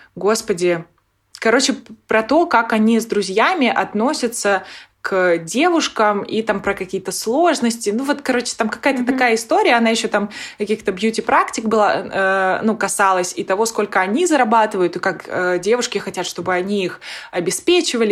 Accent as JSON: {"language": "Russian", "town": "Nakhodka", "region": "Primorsky Krai", "country": "Russia", "tie": "born or raised there", "moved": "as an adult", "said": "я вообще родом из Находки, это на Дальнем Востоке"}